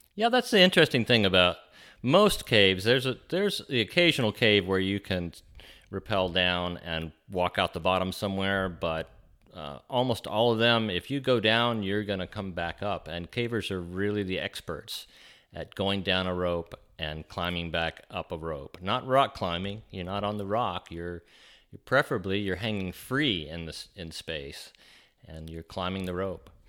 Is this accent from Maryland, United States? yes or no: no; Huntsville, Alabama, United States; I grew up in Huntsville, and we had little caves